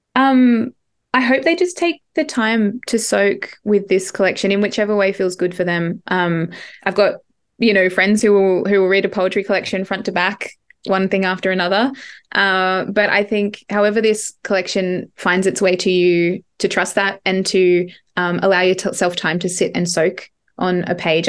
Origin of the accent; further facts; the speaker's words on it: Ngarra country, New South Wales, Australia; moved away; also born or lived in Barrawal country; I grew up on Ngarra country and some of this collection was written on Ngarra. I currently live on Barrawal